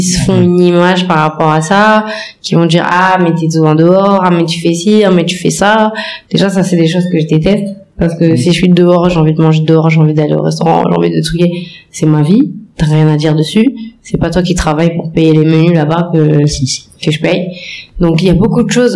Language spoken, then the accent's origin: French; France; moved away; je suis née en France, j'ai grandi en France